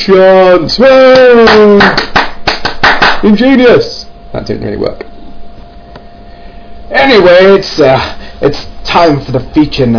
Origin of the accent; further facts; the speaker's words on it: Kent, South East England, United Kingdom; accent: Kent / southeast England; folks down in Kent, which is the southeast of England, hence my rather wonderful accent